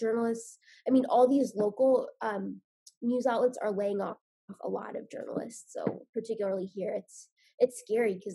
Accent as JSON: {"language": "English", "region": "Indiana", "country": "United States", "tie": "born or raised there", "also_born_or_lived": "West Virginia / New York City", "said": "I grew up in Indiana"}